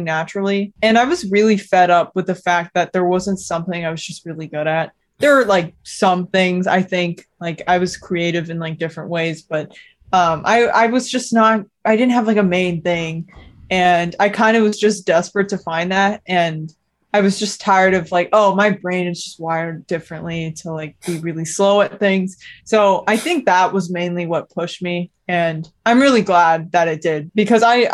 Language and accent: English; Dallas, Texas, United States; also born or lived in Queens, New York City; now in New York City, United States; I was born right here in New York City in Queens, actually. I moved to Dallas, Texas, where I basically grew up like most of my life. When I was really young, I was a couple years old